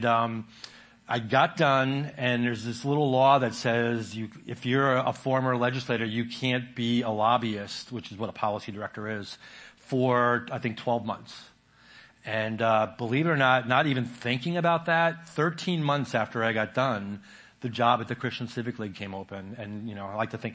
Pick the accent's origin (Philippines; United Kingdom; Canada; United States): United States; New York; moved away as an adult; now in Maine, United States; I was born in New York.